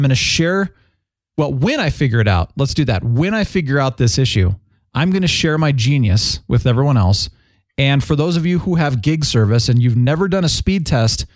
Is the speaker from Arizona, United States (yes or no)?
yes; Phoenix, Arizona, United States; now in Colorado, United States; growing up in Phoenix